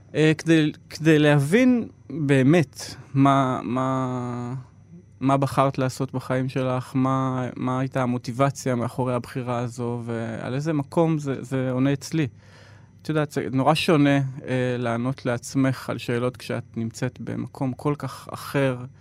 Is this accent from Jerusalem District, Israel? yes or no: no; Yeruham, Southern District, Israel; now in Tel Aviv, Israel; אני גדלתי בסביבה מאוד הומוגנית